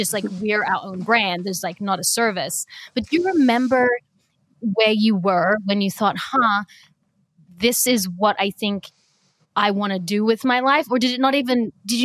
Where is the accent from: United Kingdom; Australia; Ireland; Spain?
Australia; I'm Australian